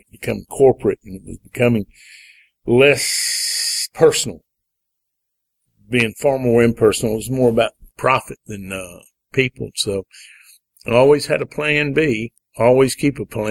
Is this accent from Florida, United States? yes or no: no; Tallapoosa, Georgia, United States; moved away as an adult; also born or lived in Atlanta; growing up in Tallapoosa